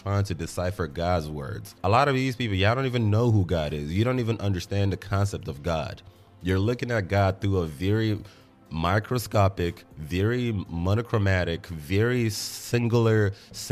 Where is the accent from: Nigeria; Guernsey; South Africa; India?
Nigeria; As a Nigerian, I went to church every weekend.